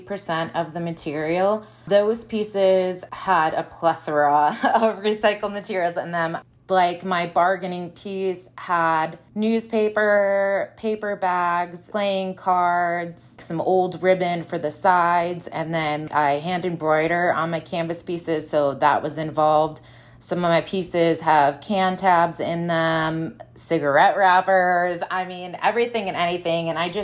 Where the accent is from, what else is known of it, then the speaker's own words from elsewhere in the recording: Midwest, United States; I'm from the Midwest, so like old things, discarded things